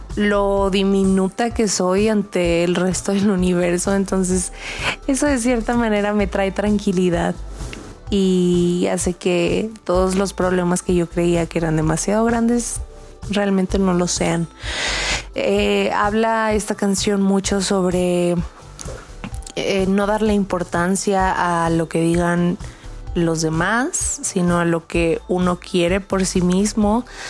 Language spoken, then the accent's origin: Spanish; Saltillo, Coahuila, Mexico; now in Mexico City, Mexico; soy de Saltillo, Coahuila